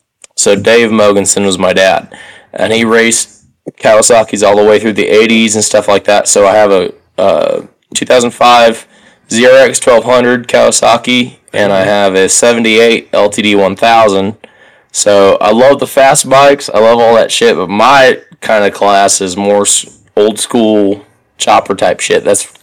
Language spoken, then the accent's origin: English; Sioux City, Iowa, United States; I'm from Sioux City, Iowa